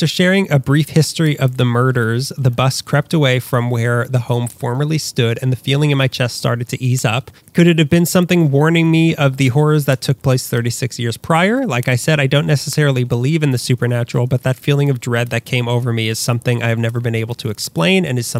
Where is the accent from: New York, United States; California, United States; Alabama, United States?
California, United States; Sacramento; my family took a trip to visit the city from my hometown, Sacramento